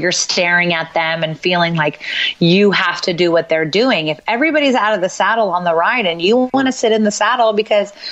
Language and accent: English; West Coast, United States; we're from the West Coast